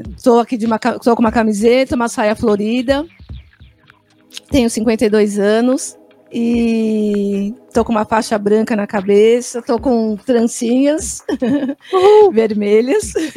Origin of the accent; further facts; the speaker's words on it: Brazil; nós não somos africanos, somos brasileiros